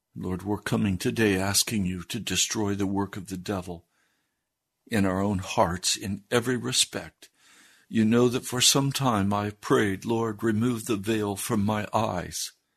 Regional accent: United States; I was raised in the American Christian Church. I'm a product of the American Christian Church

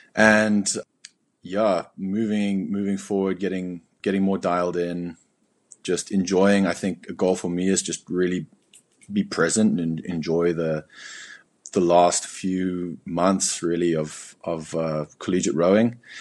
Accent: Cape Town, Western Cape, South Africa; moved away as an adult; also born or lived in Berlin, Germany; my whole life, uh, was growing up in South Africa.

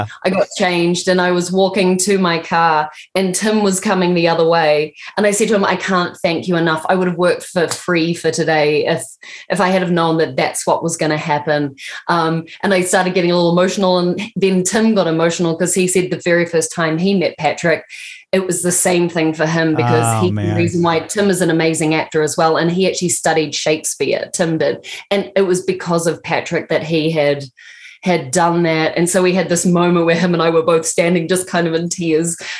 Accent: New Zealand; I'm from New Zealand.

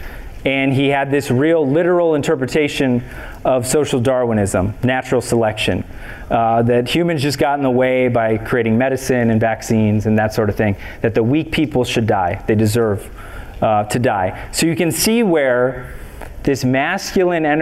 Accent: Minneapolis, Minnesota, United States; also born or lived in Bloomington, Minnesota; I grew up in South Minneapolis, then my family moved to Bloomington, then I went to college here.

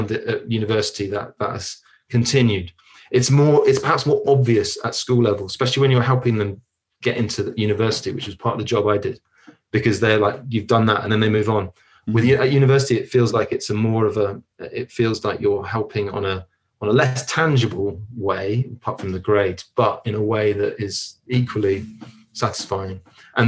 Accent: London, United Kingdom; moved away; also born or lived in São Paulo, Brazil; I was born in Hackney in London

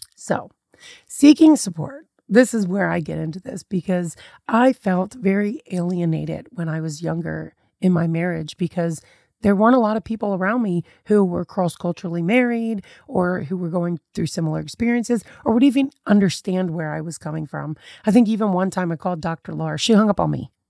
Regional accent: United States; I was very much that country girl raised in America

